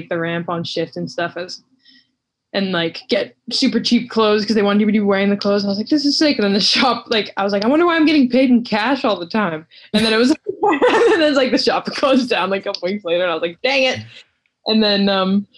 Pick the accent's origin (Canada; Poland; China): Canada; Victoria, British Columbia; moved away as an adult; now in Vancouver, Canada; I'm from like Vancouver Island. I'm from Victoria